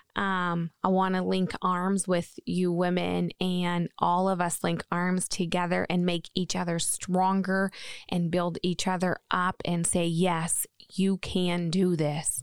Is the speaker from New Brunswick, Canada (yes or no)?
yes; New Brunswick, Canada; now in Maine, United States; I am from New Brunswick, Canada. I am a maritime girl